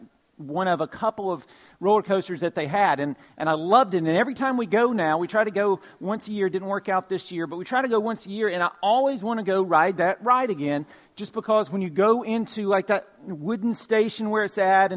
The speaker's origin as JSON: {"language": "English", "region": "Georgia", "country": "United States", "tie": "born or raised there", "said": "Growing up in Georgia, one of the things that I loved to do was to go to Six Flags over Georgia"}